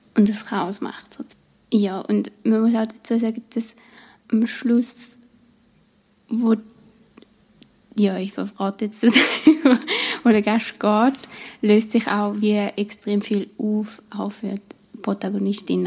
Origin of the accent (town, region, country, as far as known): Switzerland; accent: Swiss German